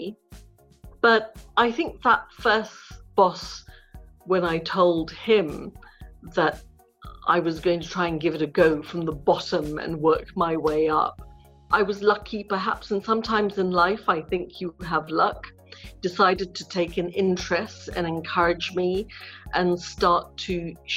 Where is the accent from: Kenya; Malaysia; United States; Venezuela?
Malaysia; Ipoh, Perak; I was born in Malaysia in a town called Ipoh in Perak, about 2.5-3 hours north of Kuala Lumpur.